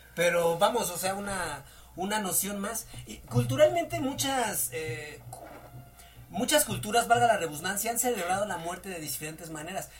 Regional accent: Mexico; nosotros como mexicanos somos una mezcla de nuestra raza indígena

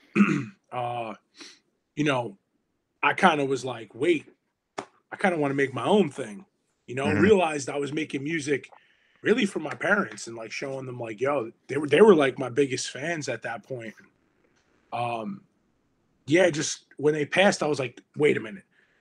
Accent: Hudson County, New Jersey, United States; growing up in Hudson County

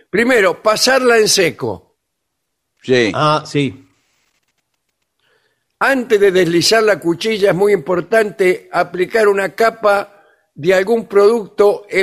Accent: Argentina; yo también, como argentina, ¿Usted es argentina? sí, eh, quiero decir mi palabra. Las mujeres argentinas nos depilamos si queremos.

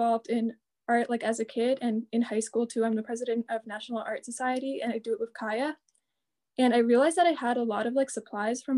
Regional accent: Marlborough, Massachusetts, United States; I'm 17. I'm from Marlboro

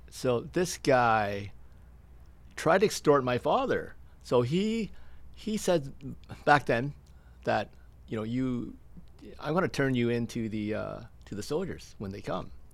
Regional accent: Stratford, Ontario, Canada; also born or lived in Toronto; born and raised in Stratford.

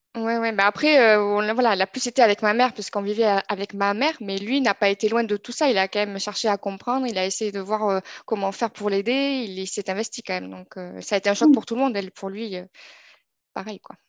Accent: Toulouse, Occitania, France; moved away as an adult; now in Montpellier, France; je suis née à Toulouse et je vis aujourd'hui à, Montpellier pour mon, travail

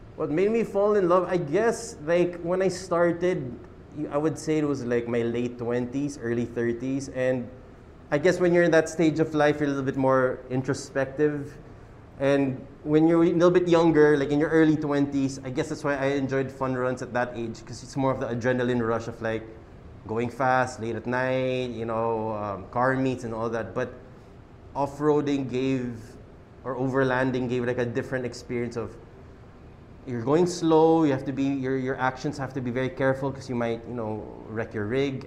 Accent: Quezon City, Metro Manila, Philippines; we're from Quezon City

